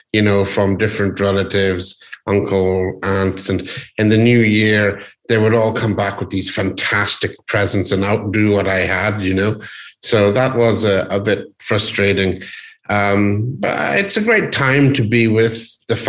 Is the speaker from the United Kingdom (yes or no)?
yes; Northern Ireland, United Kingdom; I was born in Northern Ireland.